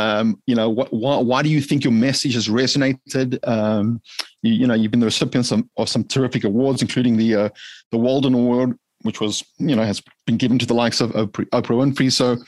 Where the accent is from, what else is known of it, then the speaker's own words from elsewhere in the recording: Johannesburg, Gauteng, South Africa; born there; I hail from Africa, born in Johannesburg, South Africa